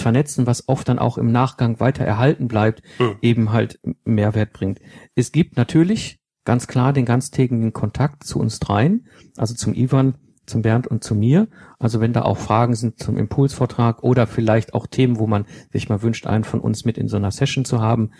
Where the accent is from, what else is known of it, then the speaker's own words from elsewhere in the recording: Germany; als Deutsche